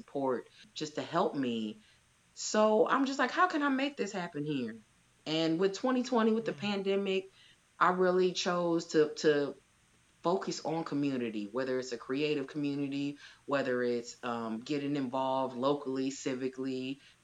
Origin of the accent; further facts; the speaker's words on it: Chicago, Illinois, United States; I'm from the West Side.